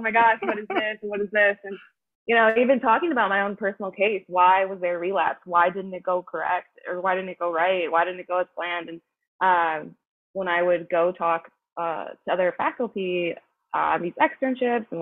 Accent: Rochester, New York, United States; moved away as an adult; also born or lived in Buffalo, New York / Nashville, Tennessee; now in New York City, United States; I am originally from Rochester, New York.

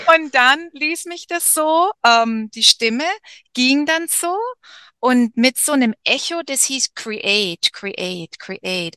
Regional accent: Germany; moved away as an adult; ich als Deutsche hier in der Mitte vom Dschungel

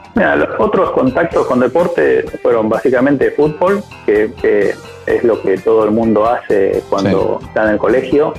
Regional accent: Rosario, Santa Fe, Argentina; also born or lived in Misiones; nací en Misiones y a los tres años, cuatro, me vine a, Rosario. Mi familia se, se, mudó a Rosario

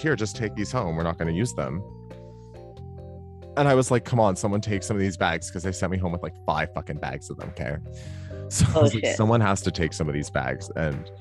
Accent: Ontario, Canada; now in Alberta, Canada; growing up in Ontario

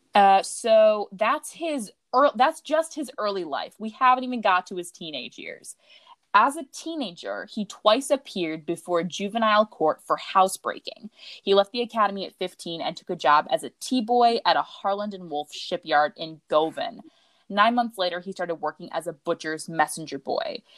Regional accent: United States; we are from Murica

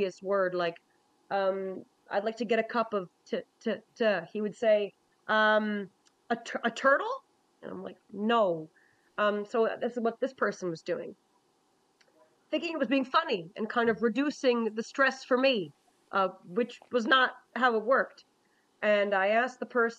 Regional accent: Newfoundland and Labrador, Canada; I'm a Newfoundlander too, I should say this, I'm a Newfoundlander too

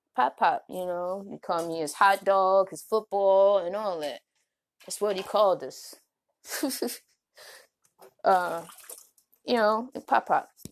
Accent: Baltimore, Maryland, United States; moved away; also born or lived in Oklahoma; I'm from Baltimore

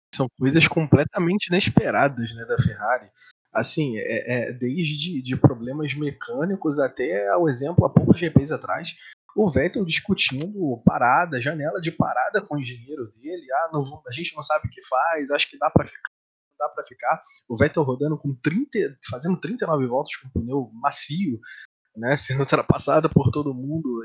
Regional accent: São Gonçalo, Rio de Janeiro, Brazil; sou de São Gonçalo, região metropolitana do Rio de Janeiro

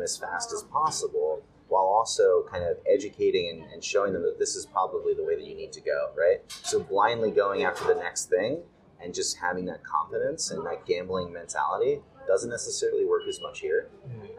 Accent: United States; moved away as an adult; now in Japan; as an American

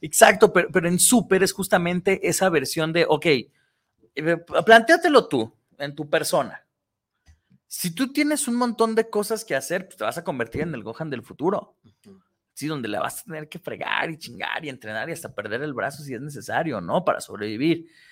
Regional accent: Tlaquepaque, Jalisco, Mexico; no nací en, en, en Tlaquepaque

